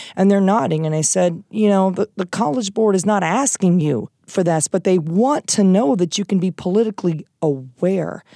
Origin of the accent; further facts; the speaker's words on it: Iowa, United States; moved away; I'm from Iowa originally